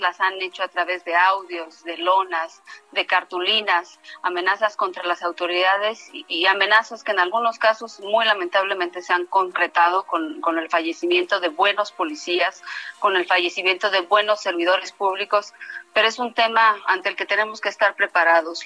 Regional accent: Mexico; somos muchas mexicanas y muchos mexicanos

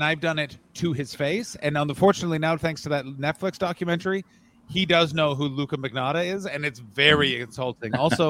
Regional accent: Ottawa, Ontario, Canada; moved away; I grew up in Ottawa to the point that it's like, I never need to think where something is. I just know the whole city really well.

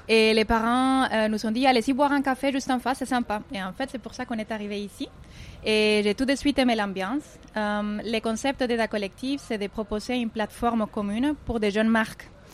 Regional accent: Cali, Valle del Cauca, Colombia; French is a second language; moved away as an adult; also born or lived in Toulouse, France; now in Dubai, United Arab Emirates; moi, je suis née à Cali, c'est dans le sud de la Colombie, euh, et à l'âge de 18 ans, je suis partie en France apprendre les français pour une année.

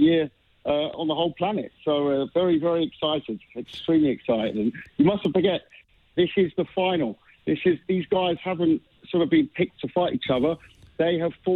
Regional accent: London, United Kingdom; As a Londoner

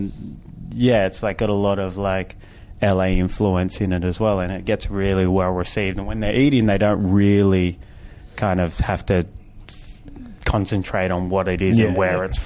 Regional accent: Fiji; now in Los Angeles, United States; I grew up in Fiji

